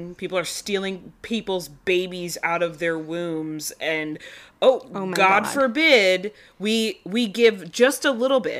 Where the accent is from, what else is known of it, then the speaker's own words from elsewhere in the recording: New York, United States; Now, I'm from New York, so I was taught a very, very different story in school about how we are here